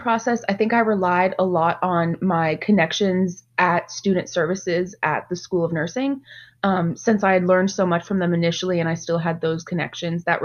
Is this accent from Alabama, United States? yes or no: no; Mesquite, Texas, United States; I am actually originally from Dallas, specifically a suburb, Mesquite. I was born and raised